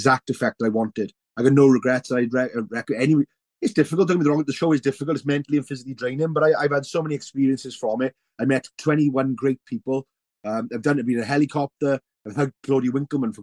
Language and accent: English; Welsh, Wales, United Kingdom; being Welsh